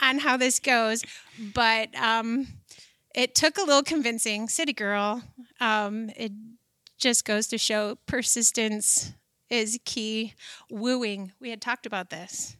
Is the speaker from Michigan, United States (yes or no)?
yes; Shelby Township, Michigan, United States; I was born and raised in, down by Pontiac, this little town, and now it's a big town, Shelby Township, Michigan